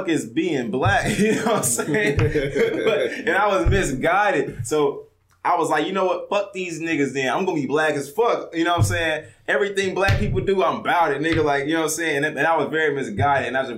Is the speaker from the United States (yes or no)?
yes; Missouri City, Texas, United States; I'm from Missouri City. I grew up in a multicultural area